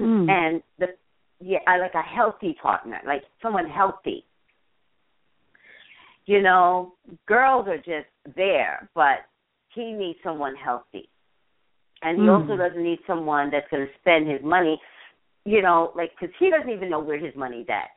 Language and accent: English; Staten Island, New York, Jersey, East Coast, United States; moved away; I'm from the East Coast